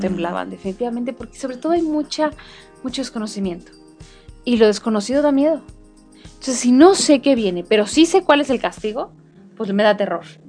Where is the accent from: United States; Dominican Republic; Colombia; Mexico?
Mexico; como buenos este, mexicanos